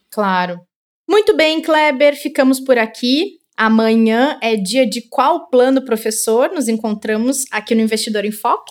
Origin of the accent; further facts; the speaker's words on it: Rio Grande do Sul, Brazil; now in São Paulo, Brazil; tá lembrando a minha terra, o Rio Grande do Sul